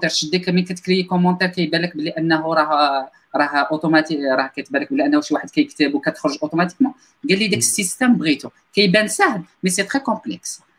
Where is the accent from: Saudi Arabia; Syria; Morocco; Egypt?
Morocco; حنا مغاربه ما كانش عندنا واحد الباك جراوند اللي كبيره